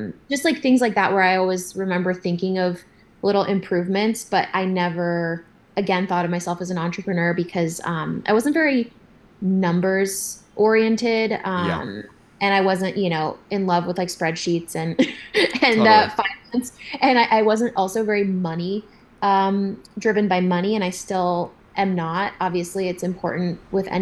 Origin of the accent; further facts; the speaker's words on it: San Diego, California, United States; I grew up in Southern California, in San Diego